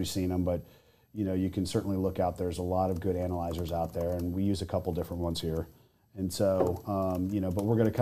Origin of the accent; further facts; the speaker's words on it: Texas, United States; I'm from Texas.